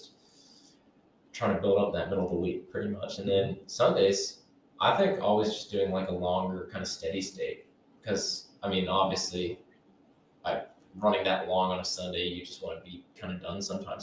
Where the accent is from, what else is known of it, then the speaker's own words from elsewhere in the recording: Morgantown, West Virginia, United States; moved away as an adult; now in Huntington, United States; I'm originally from Morgantown, came down here in 2016 and been here ever since